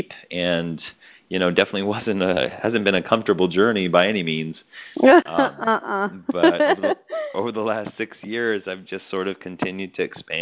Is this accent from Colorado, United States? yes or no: yes; Colorado, United States; Born and raised in Colorado